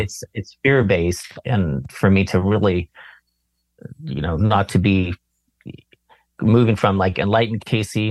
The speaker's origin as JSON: {"language": "English", "town": "Berkeley", "region": "California", "country": "United States", "tie": "born or raised there", "said": "I grew up around Berkeley."}